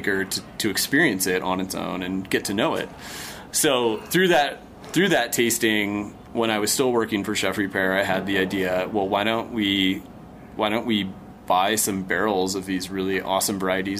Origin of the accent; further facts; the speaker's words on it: United States; I'm American